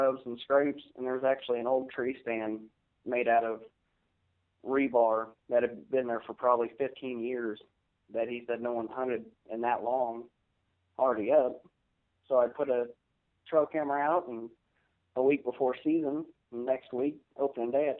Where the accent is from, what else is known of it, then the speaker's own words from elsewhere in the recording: Wichita, Kansas, United States; I am from Wichita, Kansas